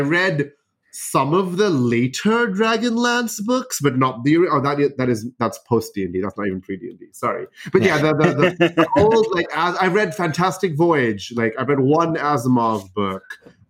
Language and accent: English; United Arab Emirates; So I grew up in the United Arab Emirates, right? So I didn't grow up in India.